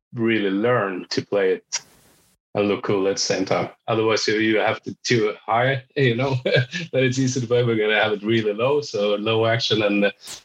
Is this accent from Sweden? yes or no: yes; Sweden; moved away as an adult; now in Norway; I am Swedish. I'm from Sweden, but I've been living here 10, 12 years.